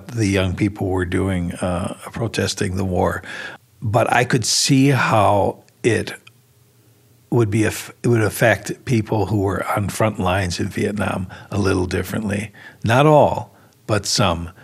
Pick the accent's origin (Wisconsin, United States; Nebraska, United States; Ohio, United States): Wisconsin, United States; Milwaukee; moved away as an adult; also born or lived in New Jersey; my wife and I went to Milwaukee, which was my hometown